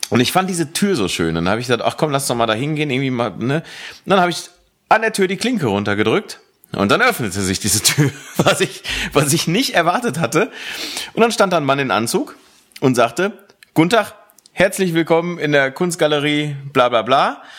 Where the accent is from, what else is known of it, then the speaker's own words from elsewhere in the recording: Aachen, North Rhine-Westphalia, Germany; in meine alte Heimat gefahren, in das alte Heimatdorf, in dem ich früher gewohnt habe, nämlich Aachen Connelly Münster